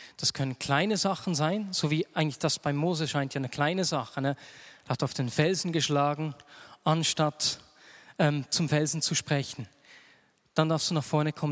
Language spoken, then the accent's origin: German; Switzerland; bei uns in der Schweiz